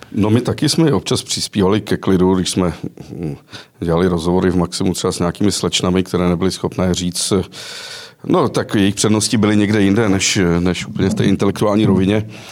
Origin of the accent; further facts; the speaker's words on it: Chorov near Karlovy Vary, Karlovy Vary Region, Czechia; Já jsem totiž z Chorova u Karlových Varů